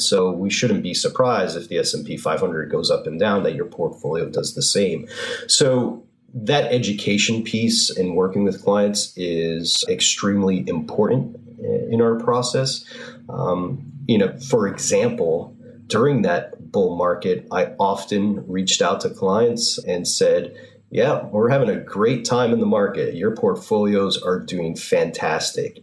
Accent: North Haven, Connecticut, United States; I grew up in North Haven.

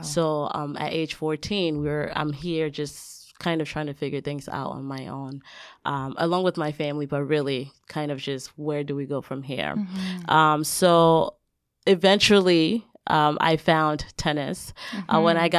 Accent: Liberia; But I actually grew up in West Africa. I'm from Liberia, West Africa. That's where I was born. My parents were pastors, so I had the opportunity to travel throughout West Africa mostly.

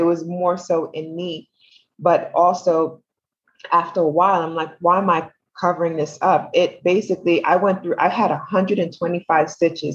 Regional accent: New York City, New York, United States; I am from Brooklyn.

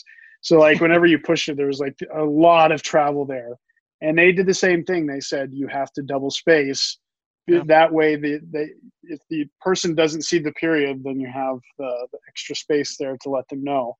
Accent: Southwest Missouri, United States; I grew up in Missouri

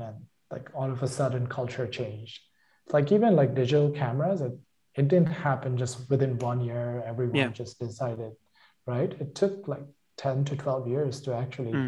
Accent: India; moved away as an adult; now in United States; my hometown back in India

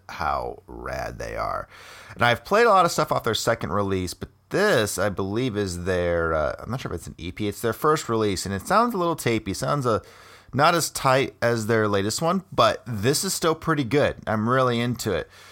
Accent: Cedar Rapids, Iowa, United States; I spent a lot of time there. Went to high school there

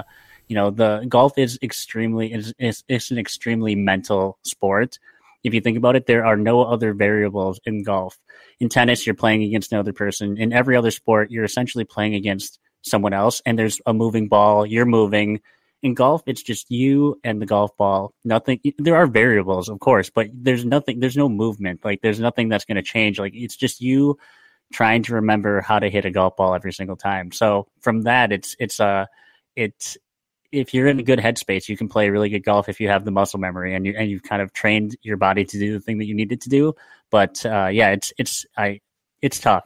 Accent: Lake Mills, Wisconsin, United States; also born or lived in Milwaukee area; now in Milwaukee, United States; grew up in Lake Mills and yeah, now I'm, uh, now I'm in, in the Milwaukee area

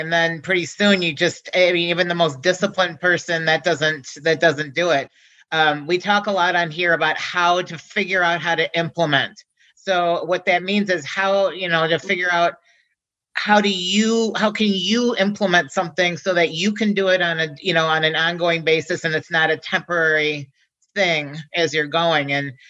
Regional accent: Midwest, United States; I'm from the Midwest, mm-hmm. They say pop.

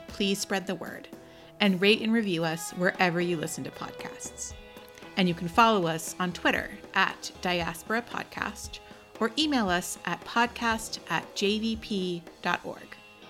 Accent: United States; born there; I don't speak Arabic. I was born in the United States, right?

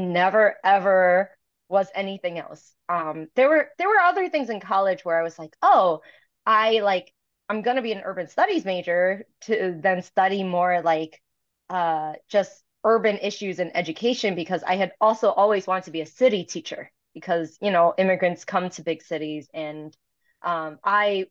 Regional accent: New York City, New York, United States; first language Toisanese; also born or lived in Chicago; I was born and raised in Chinatown in Manhattan

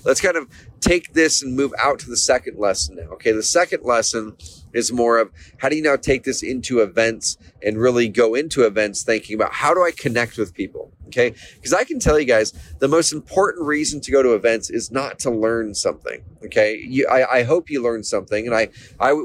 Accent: Oregon, United States; I'm from Oregon.

